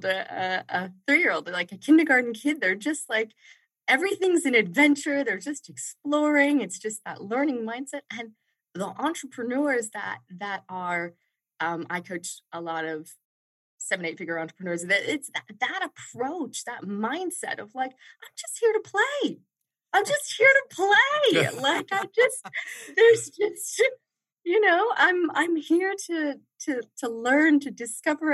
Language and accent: English; Washington, District of Columbia, United States; I grew up in Washington, D.C., I grew up to first-generation immigrants. My parents are Indian.